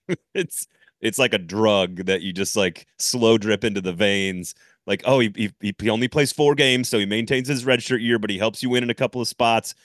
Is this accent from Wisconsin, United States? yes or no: yes; Madison, Wisconsin, United States; I was born in Madison, Wisconsin.